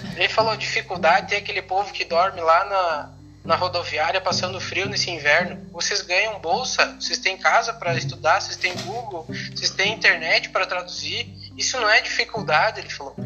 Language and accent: Portuguese; Santo Cristo, Rio Grande do Sul, Brazil; eu sou natural da cidade de Santo Cristo, que é pertinho aqui do lado de Santa Rosa.